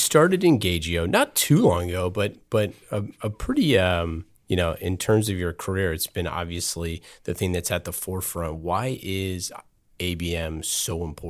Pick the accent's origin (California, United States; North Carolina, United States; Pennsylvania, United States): California, United States; Oakland; Yeah, I grew up in Oakland.